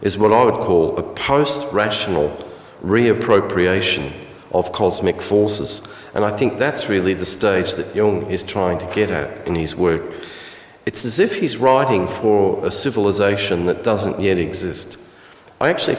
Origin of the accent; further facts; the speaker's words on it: Alice Springs, Northern Territory, Australia; me as a boy growing up in Alice Springs